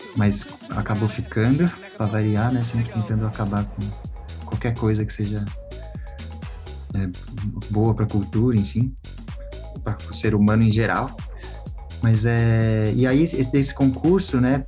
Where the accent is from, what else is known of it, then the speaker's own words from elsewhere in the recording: São Paulo, Brazil; eu sou músico aqui de São Paulo